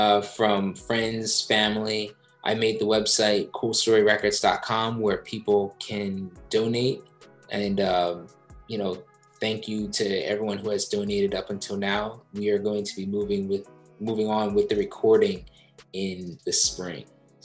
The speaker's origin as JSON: {"language": "English", "region": "East Coast", "country": "United States", "lives_now": "San Francisco, United States", "said": "So I never thought I would live in San Francisco. I'm from the East Coast."}